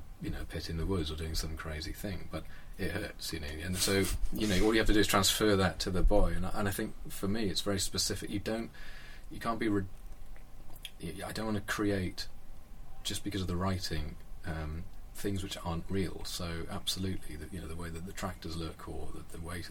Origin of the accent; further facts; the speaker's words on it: Wales, United Kingdom; I'm Welsh, and that's a very important part of my decision-making as I've grown up, is to go back and live where I grew up and to work there